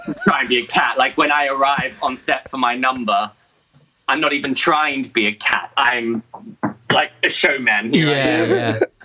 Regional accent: Australia; accent: Aussie; my Aussie accent came out really strong

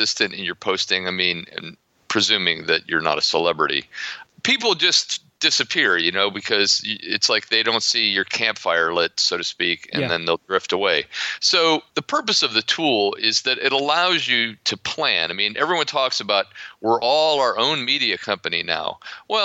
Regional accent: Ohio, United States; accent: American; also born or lived in Florida; now in Poland; I grew up in Ohio, but I've spent most of my life living in the Sun Belt, principally Florida

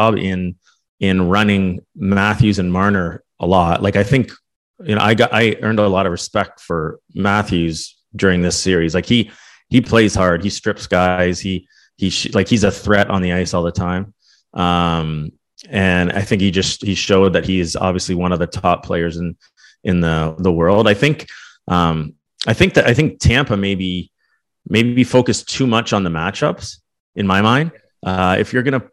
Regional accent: Toronto, Ontario, Canada; I'm from Toronto area

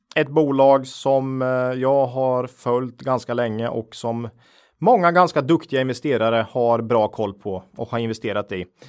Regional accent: Finspång, Östergötland, Sweden; jag är ju född och uppvuxen i Finspång eh, i Östergötland

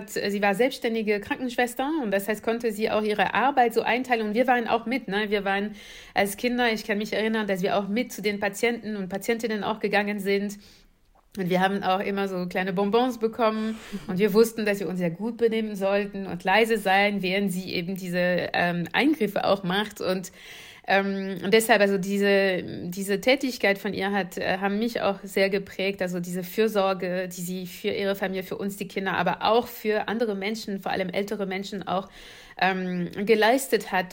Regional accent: Paris suburbs, west of Paris, Île-de-France, France; German is a second language; moved away; ich bin in Paris, also in der Pariser Vorort groß geworden. Äh, westlich von Paris

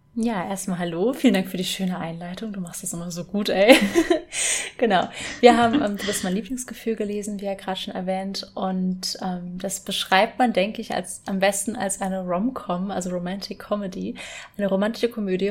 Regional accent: Rhenish Hesse, Rhineland-Palatinate, Germany; ich bin auch in Rheinhessen aufgewachsen

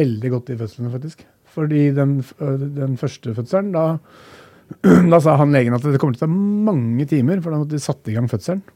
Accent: Norway; vi er født i Norge

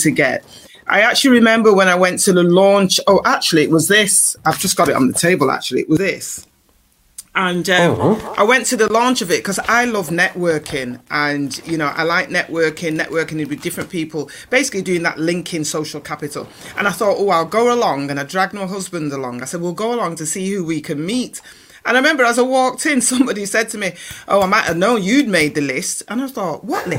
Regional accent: Manchester, North West England, United Kingdom; moved away as an adult; also born or lived in London; now in Manchester, United Kingdom; we're from Manchester originally, born and bred

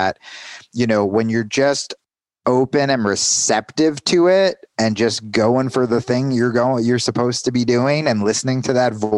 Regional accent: New Jersey, United States; also born or lived in New York; now in Arizona, United States; I was 16 and I was coming in from New Jersey

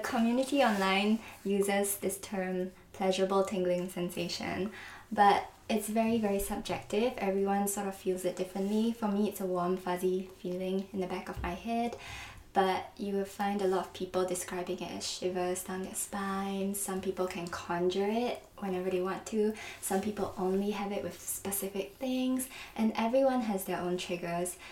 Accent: Singapore; moved away as an adult; also born or lived in London; now in New York, United States; I'm from Singapore, and then I went to London for university

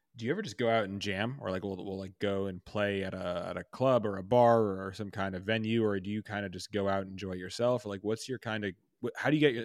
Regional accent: New York, United States; which as a New Yorker like is you know, important, right?

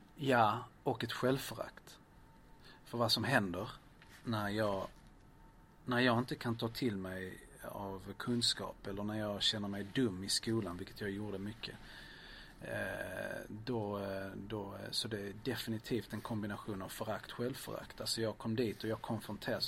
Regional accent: Lund, Skåne, Sweden; also born or lived in Lleida, Spain; flyttade vi till Östra Lund, där jag växte upp

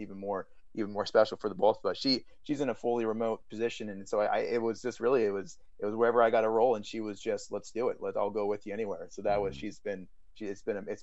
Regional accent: small town on the West Coast, United States; moved away as an adult; now in New York, United States; it was 400 people in my hometown. We had one traffic light.

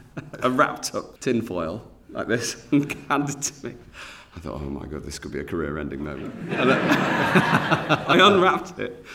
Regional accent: Cheshire, North West England, United Kingdom; I'm from Cheshire

